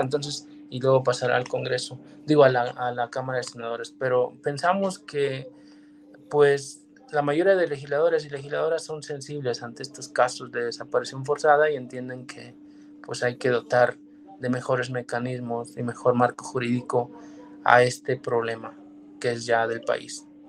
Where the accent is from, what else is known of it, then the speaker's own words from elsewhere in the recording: Mexico; nuestro país